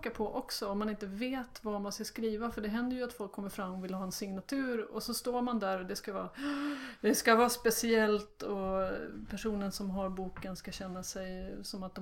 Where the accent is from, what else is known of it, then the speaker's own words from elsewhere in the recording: Sweden; vi är ju svenskar.